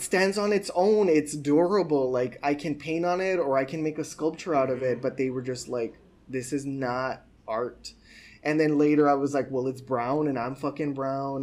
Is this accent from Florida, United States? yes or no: no; Sunland Park, New Mexico, United States; moved away as an adult; also born or lived in El Paso, Texas / Boston; I was born in El Paso, but Sunland Park is where I grew up, which is technically in New Mexico, but it's like 15 minutes away from El Paso